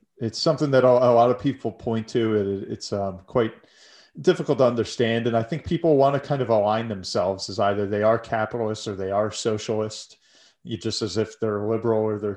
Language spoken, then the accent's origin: English; United States; as an American